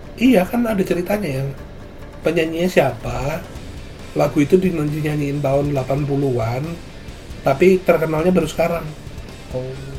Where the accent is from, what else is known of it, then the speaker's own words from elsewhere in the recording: Surabaya, East Java, Indonesia; gua asal gua dari Surabaya